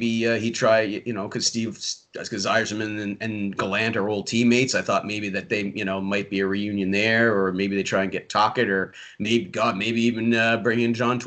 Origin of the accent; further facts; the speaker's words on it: Yarmouth County, Nova Scotia, Canada; now in Prince Edward Island, Canada; I was born and raised in Yarmouth County, Nova Scotia, which is 7 hours away from here